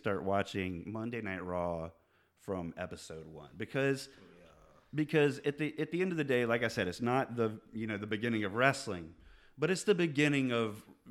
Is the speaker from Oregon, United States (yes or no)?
no; Atlanta, Georgia, United States; now in Richmond, United States; Originally, I'm from Atlanta, Georgia